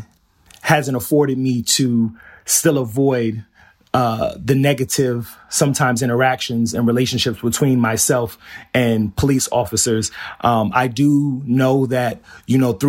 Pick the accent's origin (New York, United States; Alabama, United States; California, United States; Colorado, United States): New York, United States; New York City; also born or lived in Howard Beach, Queens; I grew up in Flushing. I'm in Pominock Houses